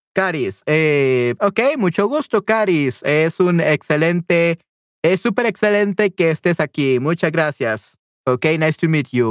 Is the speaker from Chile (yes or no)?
no; El Salvador; Definitivamente soy del Salvador.